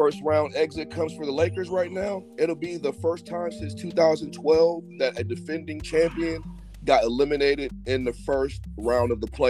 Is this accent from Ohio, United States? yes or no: yes; Cleveland, Ohio, United States; I'm from Cleveland, bro.